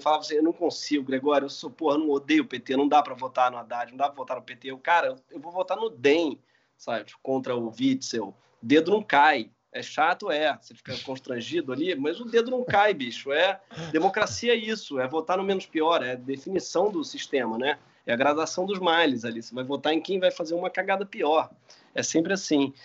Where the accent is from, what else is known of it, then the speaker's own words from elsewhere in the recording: Rio de Janeiro, Brazil; a gente como carioca